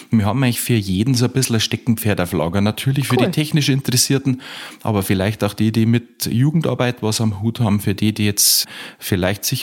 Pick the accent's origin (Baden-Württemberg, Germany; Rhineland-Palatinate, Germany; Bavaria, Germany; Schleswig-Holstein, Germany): Bavaria, Germany; Upper Palatinate; Aus Kaum in der Oberpfalz in Bayern.